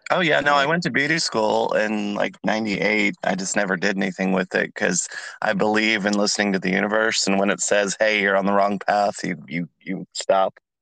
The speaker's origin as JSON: {"language": "English", "region": "California", "country": "United States", "moved": "yes", "lives_now": "Atlanta, United States", "said": "I'm in Atlanta, so I'm from California."}